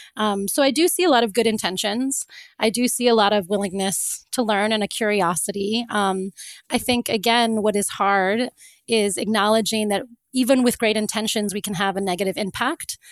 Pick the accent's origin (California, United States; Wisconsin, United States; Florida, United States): Florida, United States; moved away; also born or lived in Cape Town; when I grew up, I grew up in Florida